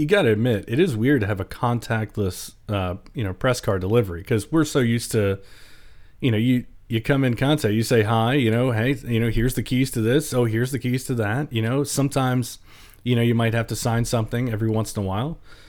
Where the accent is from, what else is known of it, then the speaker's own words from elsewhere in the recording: Baltimore, Maryland, United States; I've lived in the country for most of my life, even though I'm from Baltimore